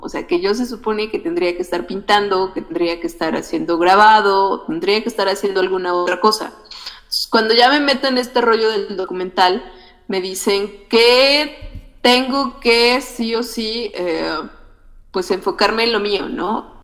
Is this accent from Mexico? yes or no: yes; Otomí area, Mexico; soy otomí